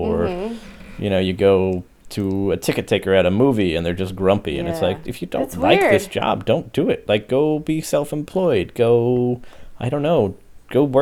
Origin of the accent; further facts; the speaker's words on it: Pennsylvania, United States; growing up in Pennsylvania